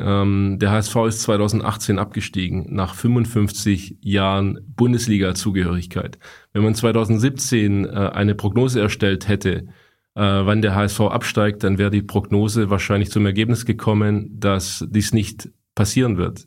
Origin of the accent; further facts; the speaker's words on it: Stuttgart, Baden-Württemberg, Germany; ich als Stuttgarter